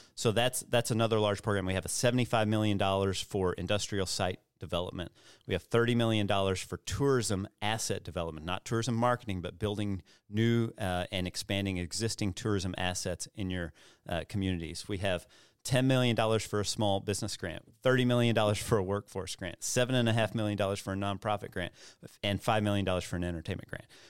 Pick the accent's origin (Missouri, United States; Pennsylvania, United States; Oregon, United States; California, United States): Missouri, United States; Missouri Bootheel, United States; also born or lived in Cape Girardeau, Missouri; I grew up in the Boot Hill